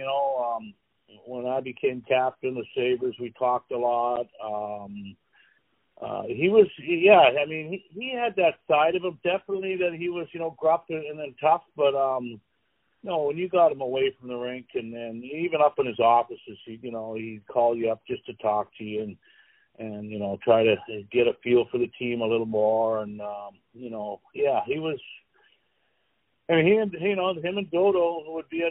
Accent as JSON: {"language": "English", "country": "Canada", "tie": "born or raised there", "said": "grew up as a Canadian"}